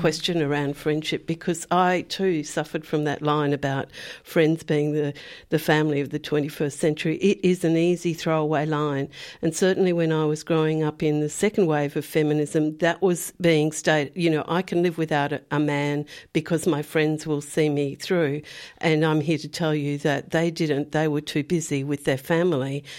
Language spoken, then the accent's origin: English; Perth, Western Australia, Australia; moved away; I I grew up on the Swan River, which is a, a, massive river. You know, I was down near Perth.